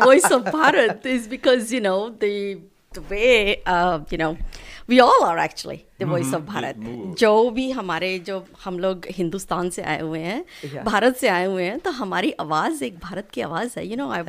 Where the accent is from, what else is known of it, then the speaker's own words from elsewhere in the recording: Houston, Texas, United States; I'm Houstonian. I'm Texan. I'm American. I'm proud. American.